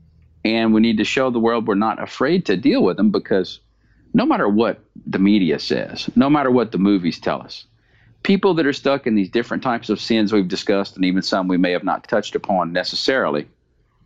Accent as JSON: {"language": "English", "region": "the South", "country": "United States", "said": "I'm from the United States and from the South"}